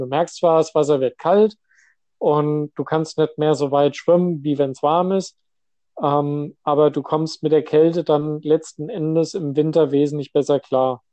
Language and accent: German; Hesse, Germany; moved away as an adult; now in Westerstede, Germany; Ich komme hier ursprünglich aus Hessen